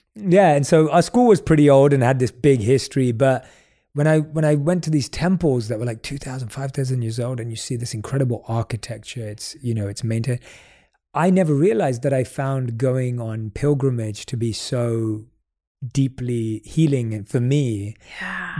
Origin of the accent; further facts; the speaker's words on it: London, United Kingdom; growing up in London